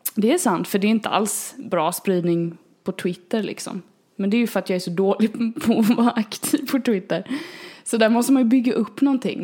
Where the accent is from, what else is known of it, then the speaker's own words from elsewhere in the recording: Småland, Sweden; accent: småländska; nu låter jag ju som den smålänning jag är